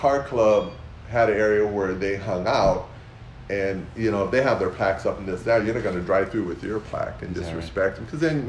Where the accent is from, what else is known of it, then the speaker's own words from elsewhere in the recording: South El Monte, California, United States; I grew up in South El Monte, so I knew all the guys, I knew the barrio